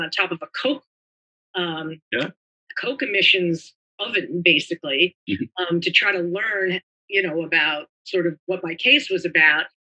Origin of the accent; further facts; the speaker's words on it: Glen Rock, New Jersey, United States; moved away as an adult; also born or lived in Brooklyn, New York / Boston / Washington area; born in New York, born in Brooklyn, raised in New Jersey, went to Glen Rock High School